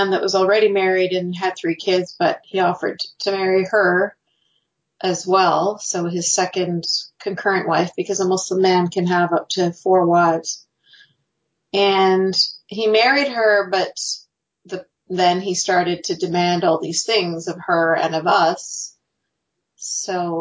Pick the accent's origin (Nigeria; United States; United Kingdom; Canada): Canada; I was born and raised in Canada